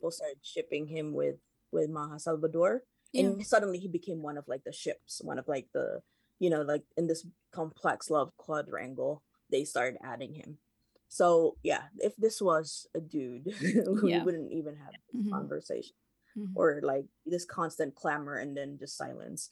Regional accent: Seattle, Washington, United States; I am from the US, I'm from Seattle

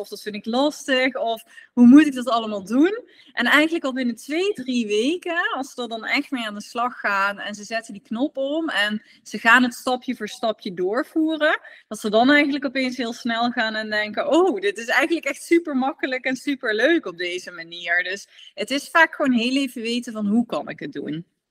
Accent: Netherlands; als Nederlander

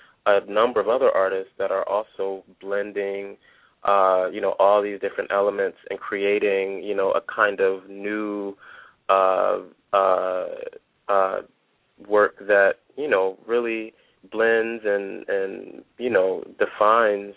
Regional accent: Detroit, Michigan, United States; I am a Detroiter. I'm from the Motor City. You know, I grew up very close to 8 Mile

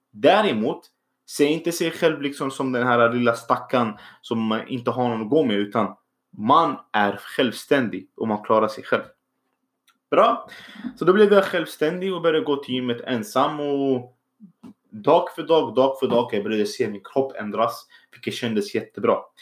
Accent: Syria; Swedish is a second language; also born or lived in Iraq; now in Sweden; min bakgrund är egentligen att jag kommer från Syrien. Eh, så jag kom från krig. Jag är egentligen född då i Irak

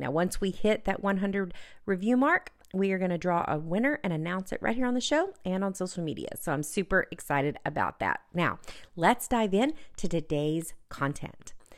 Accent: Texas, United States; my home state of Texas

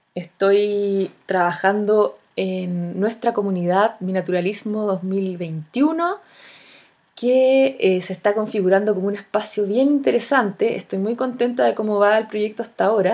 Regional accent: Chile

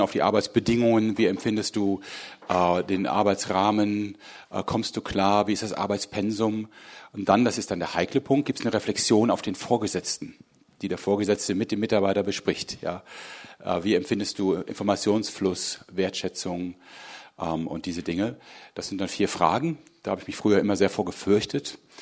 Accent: Hagen, North Rhine-Westphalia, Germany; moved away as an adult; now in Berlin, Germany; ich bin hier ganz in der Nähe aufgewachsen. Ich komme eigentlich ursprünglich aus Hagen.

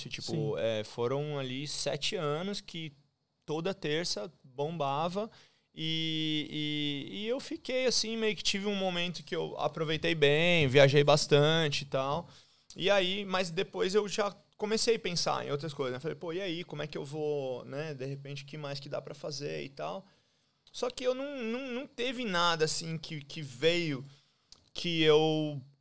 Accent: São Paulo, Brazil; moved away as an adult; Eu saí de São Paulo, eu saí do Brasil muito por causa

